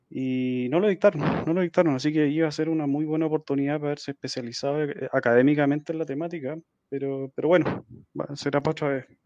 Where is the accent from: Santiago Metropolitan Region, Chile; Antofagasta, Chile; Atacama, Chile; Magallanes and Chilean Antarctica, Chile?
Santiago Metropolitan Region, Chile; Santiago; fui a alguna conferencia acá en Santiago, Chile. Estoy, estoy, soy de acá de Santiago.